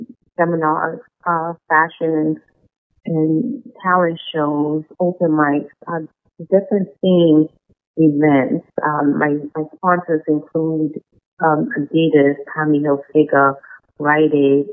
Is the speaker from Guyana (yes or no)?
yes; Guyana; moved away; She noticed my accent and asked me where I'm from. I told her I was raised in Guyana